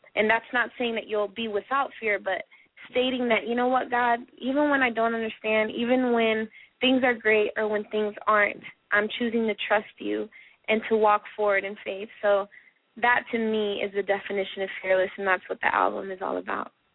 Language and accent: English; Florida, United States; Florida spots, which is my home state.